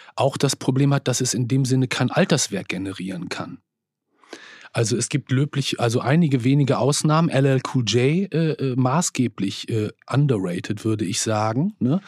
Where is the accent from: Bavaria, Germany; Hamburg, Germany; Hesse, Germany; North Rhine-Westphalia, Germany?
North Rhine-Westphalia, Germany; Bielefeld; ich komme aus Bielefeld, einer Provinzstadt in Nordrhein-Westfalen